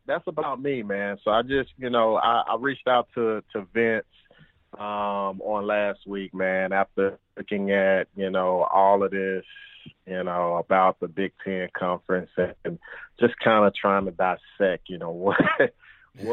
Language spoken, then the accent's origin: English; Grenada, Mississippi, United States; moved away as an adult; also born or lived in Georgia; now in Minnesota, United States; born and raised Grenada, Mississippi